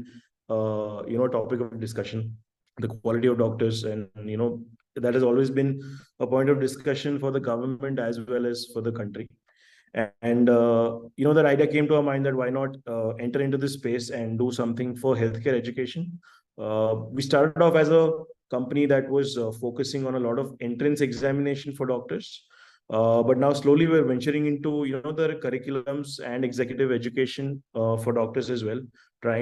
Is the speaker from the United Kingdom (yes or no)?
no; Ahmedabad, Gujarat, India; moved away as an adult; now in Hyderabad, India; I've born and brought up in Ahmedabad and been there for almost 25 years of my life